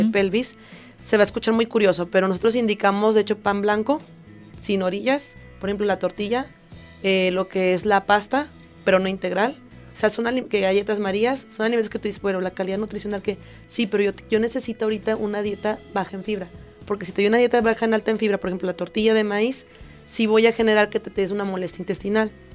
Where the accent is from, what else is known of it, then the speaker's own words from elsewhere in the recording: Mexico; como población mexicana